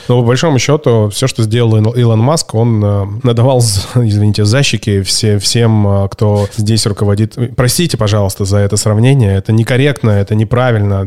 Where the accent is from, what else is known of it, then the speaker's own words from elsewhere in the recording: Barnaul, Altai Krai, Russia; Я сам из Барнаула